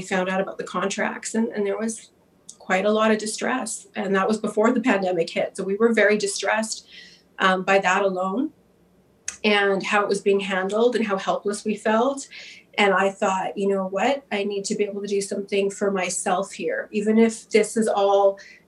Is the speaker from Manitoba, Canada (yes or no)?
yes; Winnipeg, Manitoba, Canada; I'm from Winnipeg